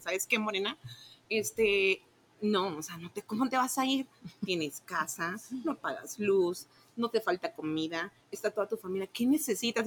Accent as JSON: {"language": "Spanish", "region": "Tabasco", "country": "Mexico", "tie": "born or raised there", "moved": "as an adult", "lives_now": "Guadalajara, Mexico", "said": "soy originaria de Tabasco, entonces yo hice como un cambio de venirme de, Tabasco a, Guadalajara"}